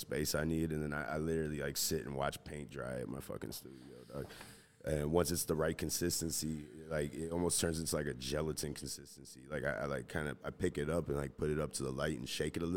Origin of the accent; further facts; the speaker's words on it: Chicago, Illinois, United States; born and raised in Chicago